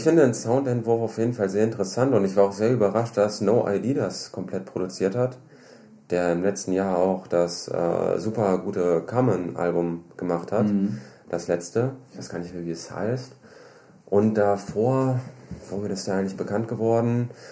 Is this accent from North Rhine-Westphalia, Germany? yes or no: yes; Düsseldorf, North Rhine-Westphalia, Germany; Ich komme aus Düsseldorf